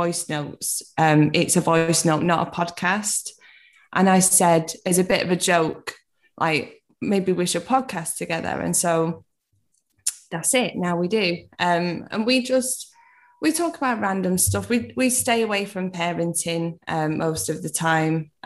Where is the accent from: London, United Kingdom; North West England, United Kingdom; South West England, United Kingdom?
North West England, United Kingdom; Manchester; I'm from Manchester.